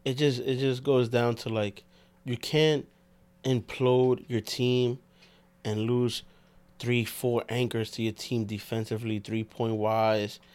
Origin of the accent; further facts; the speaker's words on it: New York, United States; We're from New York